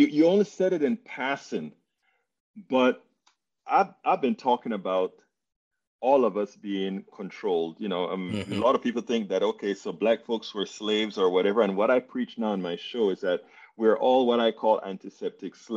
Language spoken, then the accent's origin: English; Panama; I'm from Panama, Central America